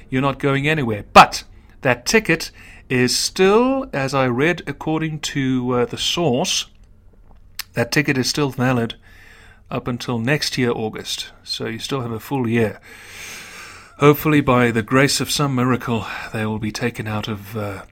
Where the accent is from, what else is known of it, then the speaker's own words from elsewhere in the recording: South Africa; my heritage is not only a Dutch South African, which is my primary allegiance, but a lot of the character traits of the Irish